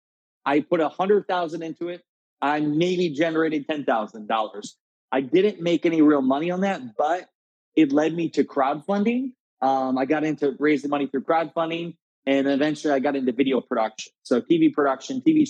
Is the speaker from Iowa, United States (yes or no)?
yes; Garnavillo, Iowa, United States; So I grew up in Northeast Iowa, a small town of 700 people named Garnavillo, Iowa, surrounded by cornfields.